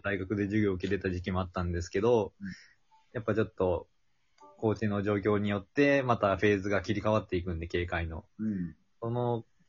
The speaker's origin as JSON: {"language": "Japanese", "town": "Sera", "region": "Hiroshima", "country": "Japan", "tie": "born or raised there", "moved": "as an adult", "lives_now": "Kochi, Japan", "said": "出身は広島県の世羅町です。"}